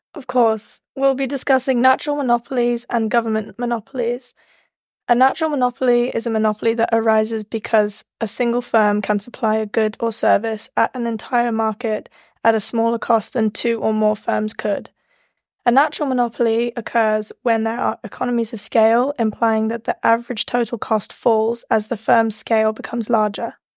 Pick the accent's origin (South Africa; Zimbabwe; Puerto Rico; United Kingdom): United Kingdom; England; moved away as an adult; now in United States; I'm from England